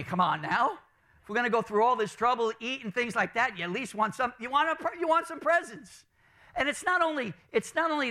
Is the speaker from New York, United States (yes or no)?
yes; New York City, New York, United States; growing up in Brooklyn, my family, I remember, we used to get the bacalao